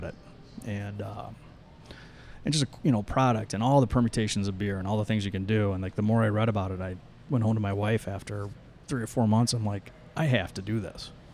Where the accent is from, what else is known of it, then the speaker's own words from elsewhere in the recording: Michigan, United States; moved away; I was from Michigan